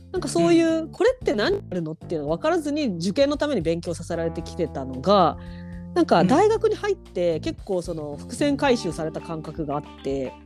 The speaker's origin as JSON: {"language": "Japanese", "region": "Hiroshima", "country": "Japan", "tie": "born or raised there", "also_born_or_lived": "Fukuoka", "moved": "as an adult", "said": "私は広島出身"}